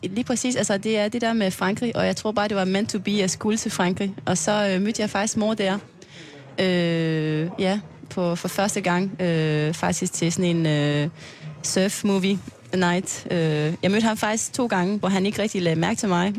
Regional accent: French Polynesia; Danish is a second language; moved away as an adult; also born or lived in Aarhus, Denmark; now in Klitmøller, Denmark; jeg kommer fra Tahiti

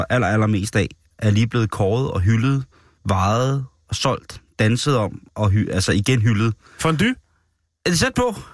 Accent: Denmark; en konkurrence, hvor vi som danskere jo har været repræsenteret virkelig stolt og stærkt i mange år.

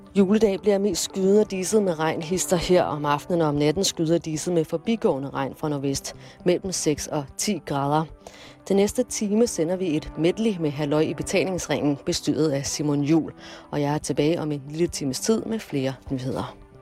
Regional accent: Jordløse, Southern Denmark, Denmark; født og opvokset i Jordløse, 5 km fra det boede

